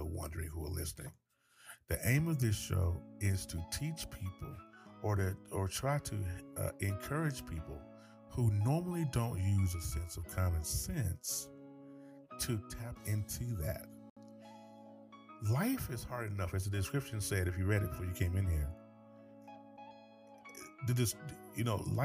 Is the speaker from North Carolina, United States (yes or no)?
yes; North Carolina, United States; I am from North Carolina